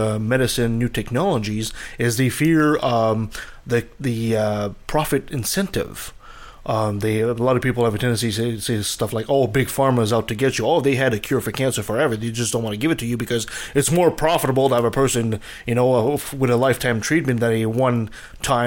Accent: Canada; being Canadian

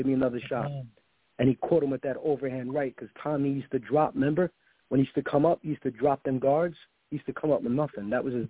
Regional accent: New York City, New York, United States; I'm from the Bronx.

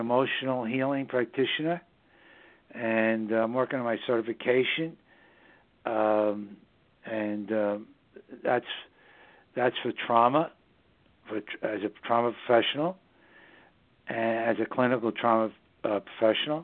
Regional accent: New York City, New York, United States; now in southern Hudson Valley, United States; New York City, my hometown

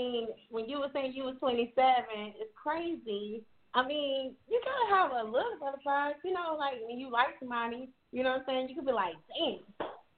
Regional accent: North Carolina, United States; I'm from North Carolina

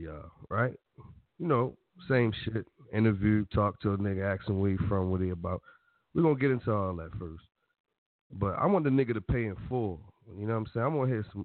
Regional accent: Irvington, New Jersey, United States; That's still my hood, even though I'm from Irvington.

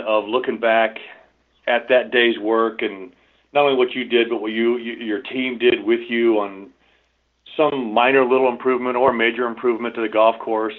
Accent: Dublin, Ohio, United States; moved away as an adult; now in Scottsdale, United States; I grew up in Dublin, went to Dublin High School

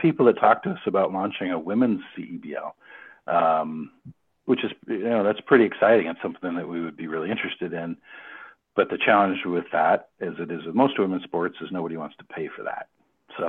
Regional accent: Oregon, United States; moved away as an adult; also born or lived in Portland, Oregon; now in Canada; where I grew up in Oregon

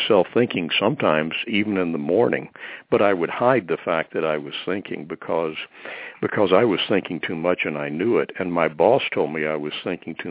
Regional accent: Deep South, United States; I grew up in the Deep South

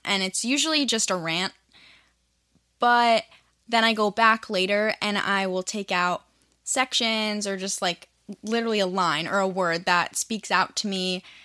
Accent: Virginia, United States; I'm from Virginia. So I was a high school student

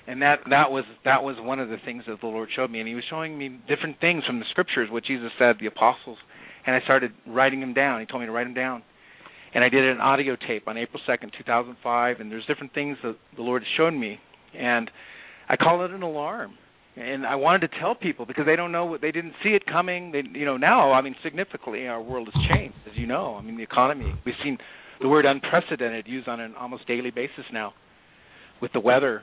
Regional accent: Orange County, California, United States; I was from Orange County, California.

